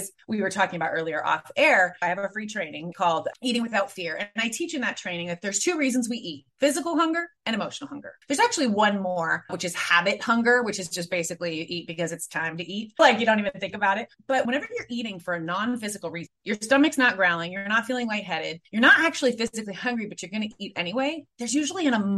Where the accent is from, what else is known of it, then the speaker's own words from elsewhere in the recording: San Francisco, California, United States; also born or lived in Spain; I was raised in San Francisco